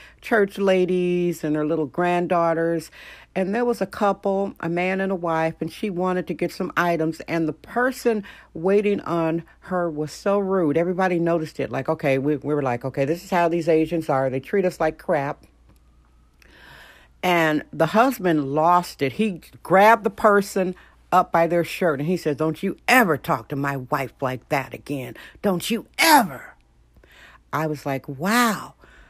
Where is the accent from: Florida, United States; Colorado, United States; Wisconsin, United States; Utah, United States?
Wisconsin, United States; Milwaukee; moved away as an adult; now in San Francisco, United States; I am from Milwaukee, Wisconsin. I came out here as a very young lady to create art.